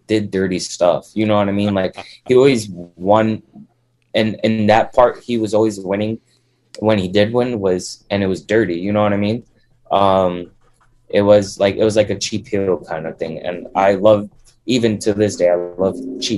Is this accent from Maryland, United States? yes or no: no; New York City, New York, United States; I grew up in Brooklyn, New York.